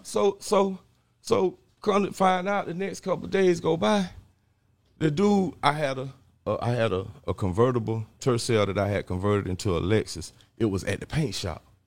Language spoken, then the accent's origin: English; Jacksonville, Florida, United States; also born or lived in Orlando; I'm from the North Side project for Moncrief